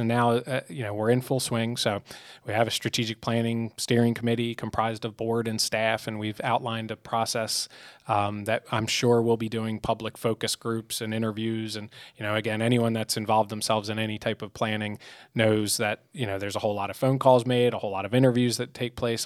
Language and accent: English; outside Philadelphia, Pennsylvania, United States; moved away as an adult; now in York County, United States; I grew up outside Philadelphia, came to York for York College